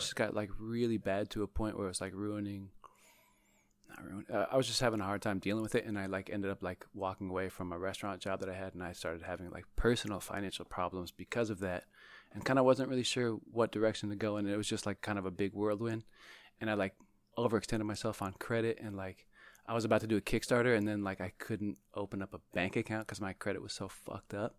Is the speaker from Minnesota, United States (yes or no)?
no; Bay Area, California, United States; I'm from the Bay Area